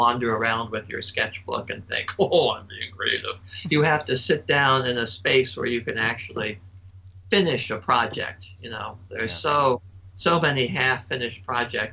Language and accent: English; Annapolis, Maryland, United States; I grew up in Annapolis